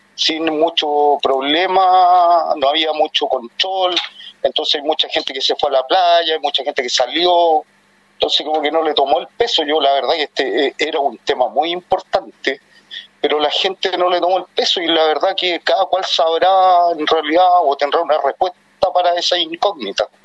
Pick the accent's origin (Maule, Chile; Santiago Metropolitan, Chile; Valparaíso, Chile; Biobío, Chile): Santiago Metropolitan, Chile; Santiago; soy de Cerro Navia